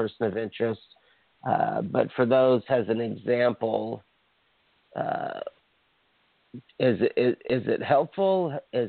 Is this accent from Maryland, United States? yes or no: no; Hawaii, United States; now in Los Angeles, United States; I'm from Hawaii